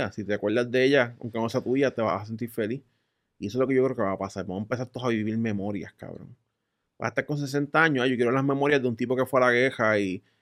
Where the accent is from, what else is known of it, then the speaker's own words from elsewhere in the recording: United States; Spanish is a second language; Pero el tipo es de China y yo soy de US.